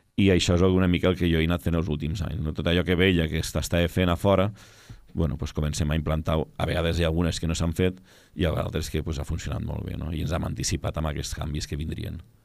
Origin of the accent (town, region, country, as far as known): Lleida, Catalonia, Spain